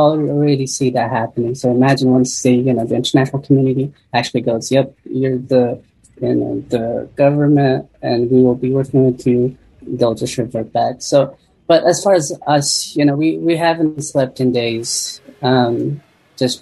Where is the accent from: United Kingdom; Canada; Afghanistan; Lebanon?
Afghanistan; also born or lived in Pakistan; now in United States; I'm originally from Afghanistan